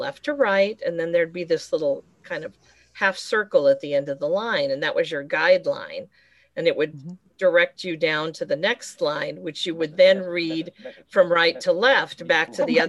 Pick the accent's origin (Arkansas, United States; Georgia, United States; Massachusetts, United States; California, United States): Massachusetts, United States; I'm from Massachusetts. I live in Watertown, Massachusetts.